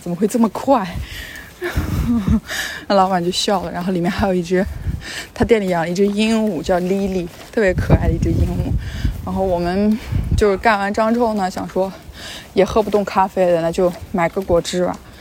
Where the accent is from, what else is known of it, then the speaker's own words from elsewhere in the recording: China; 我是来自中国